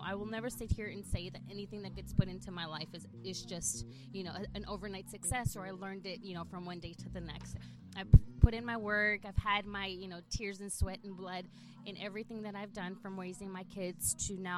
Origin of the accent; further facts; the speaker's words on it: South Texas, United States; first language English; moved away as an adult; also born or lived in El Salvador / Washington, D.C. metro area / Virginia; now in Dallas-Fort Worth, United States; I grew up in South Texas. I am first-generation Latina, so I was born in El Salvador